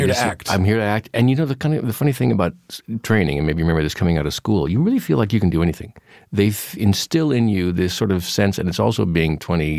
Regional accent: Pacific Northwest, United States; because he was from the Northwest and I was from the Northwest. And so we talked about growing up there

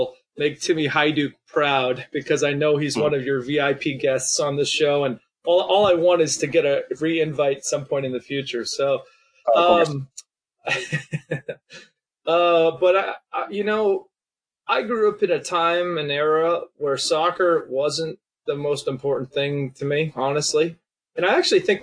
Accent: Boston, Massachusetts, United States; now in Southern California, United States; I grew up in New England and Boston, or just outside

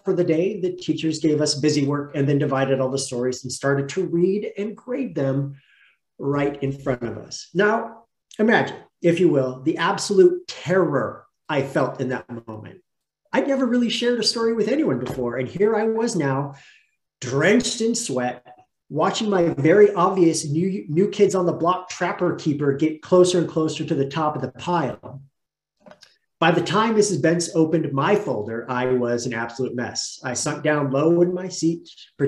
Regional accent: Melrose, Oregon, United States; I grew up in Oregon, outside of a town called Roseburg, in a tiny little community by the name of Melrose.

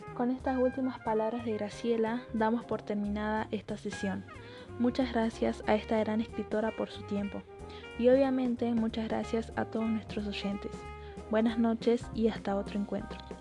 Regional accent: Córdoba, Argentina; yo nací en julio de 1955 en la ciudad de Córdoba, Argentina, y actualmente vivo en esta ciudad

